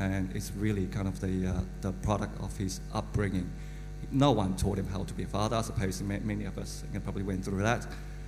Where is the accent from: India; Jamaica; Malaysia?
Malaysia; I was born in Malaysia.